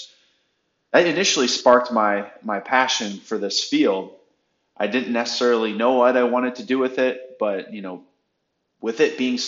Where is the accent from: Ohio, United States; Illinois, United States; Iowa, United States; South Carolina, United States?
Ohio, United States; Wadsworth; also born or lived in North Royalton, Ohio; I am originally from Northeast Ohio, a small town called Wadsworth, right outside of Akron. Grew up, two amazing parents, two awesome brothers